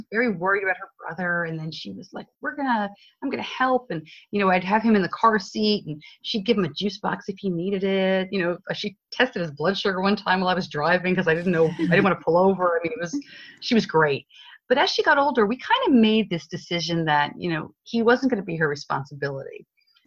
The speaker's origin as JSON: {"language": "English", "region": "New York", "country": "United States", "accent": "northeastern", "moved": "yes", "lives_now": "Charlotte, United States", "said": "I'm originally from New York"}